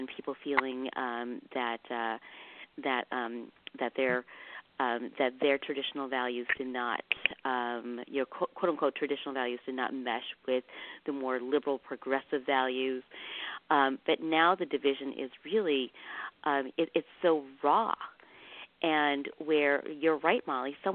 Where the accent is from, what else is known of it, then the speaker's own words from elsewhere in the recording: Midwest, United States; also born or lived in Vietnam; I was a child of the 70s and the 80s, where we came over as refugees from Vietnam, and we settled in the Midwest. And we were the only Asian family in that area for 10 years